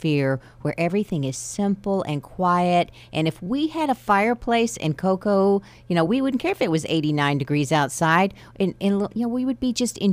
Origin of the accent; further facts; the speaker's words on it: Amarillo, Texas, United States; I'm from Amarillo